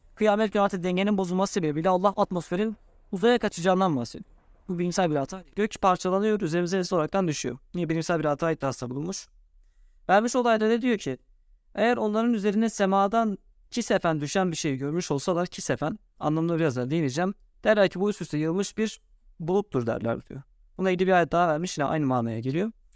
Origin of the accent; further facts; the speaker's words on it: Turkey; Ben Türk'üm